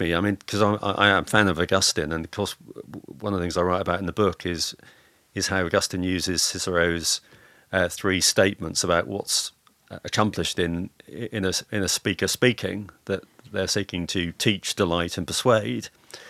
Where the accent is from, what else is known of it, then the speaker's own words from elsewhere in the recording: Lowestoft, East of England, United Kingdom; the first person who shaped me was an elder in the church that I grew up in Lowestoft, a guy called Stanley Griffin.